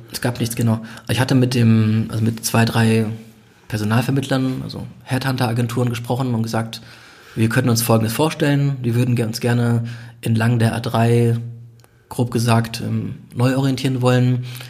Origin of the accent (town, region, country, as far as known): Germany